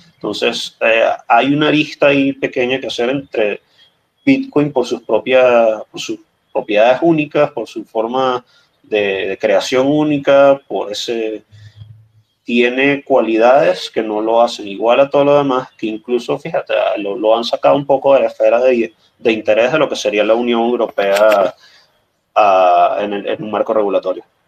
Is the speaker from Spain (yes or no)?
no; Venezuela; como venezolano